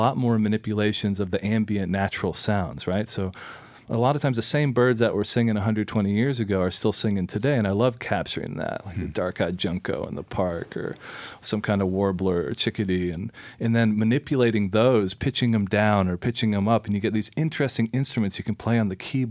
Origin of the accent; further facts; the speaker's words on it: Nashville, Tennessee, United States; I grew up in Nashville, Tennessee.